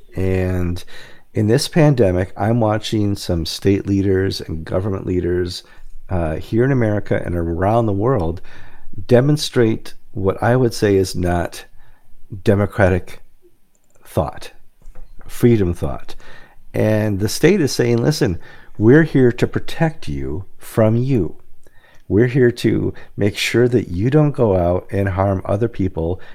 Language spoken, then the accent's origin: English; Wisconsin, United States; My home state of Wisconsin